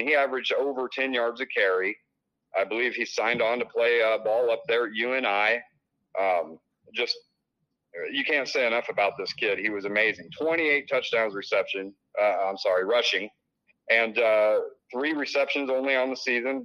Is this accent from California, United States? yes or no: no; Illinois, United States; now in Iowa, United States; I grew up in Illinois, and and uh, it was more of a basketball state, but where I came from in the cornfields